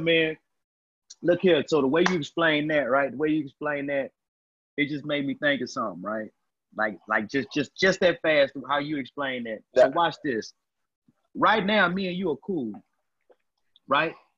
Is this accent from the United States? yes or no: yes; Texas, United States; I'm from Texas